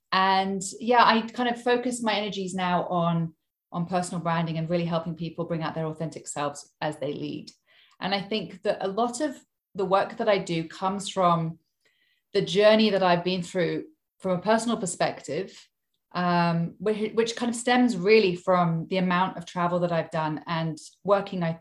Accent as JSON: {"language": "English", "country": "Hong Kong", "tie": "born or raised there", "also_born_or_lived": "United Kingdom", "moved": "as an adult", "lives_now": "Sydney, Australia", "said": "I'm English, but I've traveled all over the place in my lifetime. I actually grew up in Hong Kong. So, I was born in the UK, but when I was very small, we moved to um, Hong Kong and I lived there until I was 18."}